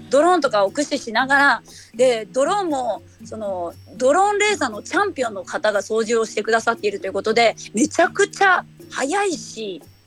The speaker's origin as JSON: {"language": "Japanese", "region": "Hiroshima", "country": "Japan", "tie": "born or raised there", "moved": "yes", "lives_now": "Shiga, Japan", "said": "広島出身です。"}